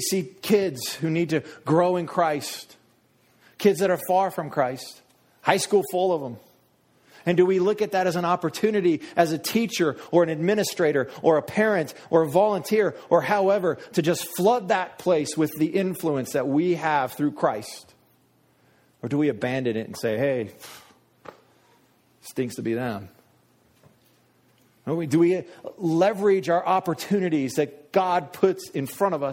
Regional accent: United States; I'm American

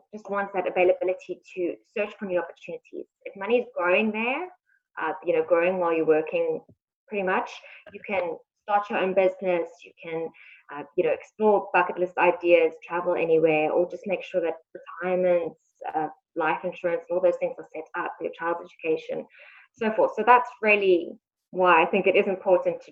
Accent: South Africa; moved away as an adult; now in Shanghai, China; I'm actually from South Africa. I moved over here about 8 months ago.

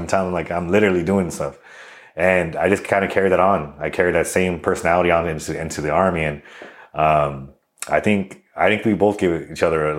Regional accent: El Monte, California, United States; So I'm originally from El Monte, California. Upbringing was, you know, kind of like, I guess, everyone else's upbringing when it comes to, California in general.

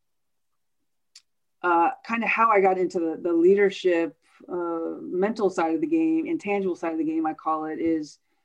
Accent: United States; moved away as an adult; also born or lived in Indiana; now in Orlando, United States; I grew up outside of Washington, D.C. So grew up a city girl

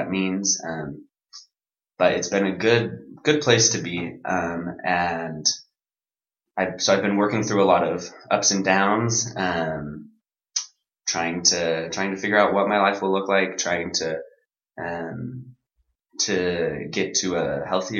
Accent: Provo, Utah, United States; I'm from Provo, so I've lived in Utah my whole life

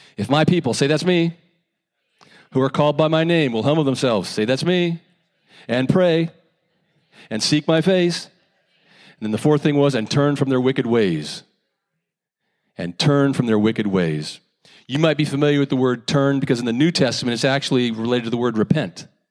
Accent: United States; Growing up in America

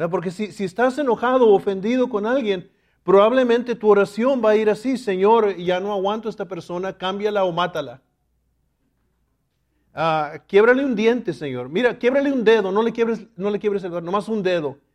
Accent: Laredo, Texas, United States; yo recuerdo cuando era niño y vivíamos en Laredo, Texas, mi padre, que era mexicano también, él siempre tenía en su corazón regresar a México.

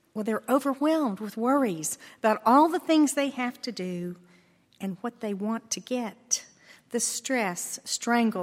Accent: Texas, United States; I grew up in Texas on a ranch where it's hard to get things to grow in Texas soil.

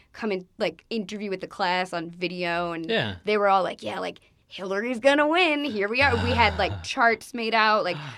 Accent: Long Island, New York, United States; now in Newark, United States; I'm from Long Island

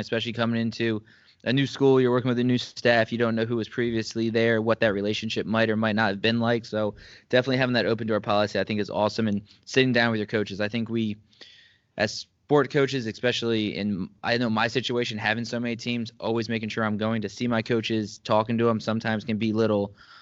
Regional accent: Langhorne, Pennsylvania, United States; I'm from Langhorne, Philadelphia.

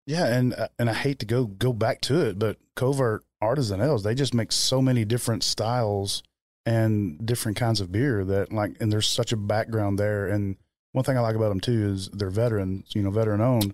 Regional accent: Kentucky, United States; growing up in Kentucky

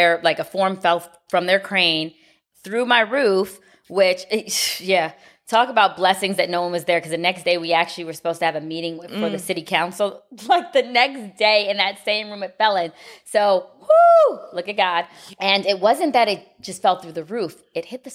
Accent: Miami, Florida, United States; I grew up in Miami

